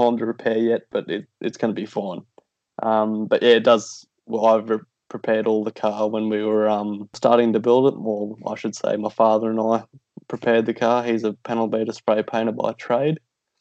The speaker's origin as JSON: {"language": "English", "town": "Pittsworth", "region": "Queensland", "country": "Australia", "tie": "born or raised there", "said": "I'm from Pittsworth, Queensland. It was about 20 minutes west of Toowoomba. I've lived there my whole life."}